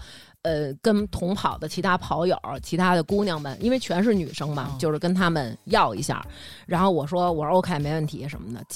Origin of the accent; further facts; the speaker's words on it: Beijing, China; 营造出北京姑娘该有的这状态。